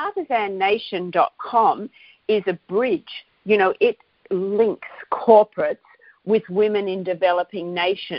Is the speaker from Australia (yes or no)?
yes; Australia; I'm Australian and I know companies here that are contributing